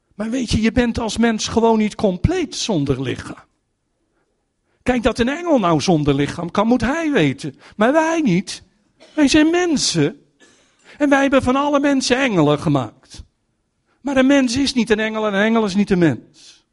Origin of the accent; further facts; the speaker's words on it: Netherlands; als Nederlanders